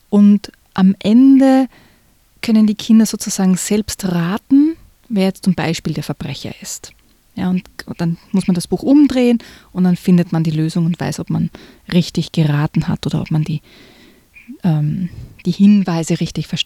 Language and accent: German; Austria; Ja, ich bin am, ein bisschen am Land aufgewachsen in Österreich, da gibt es die Gendarmen.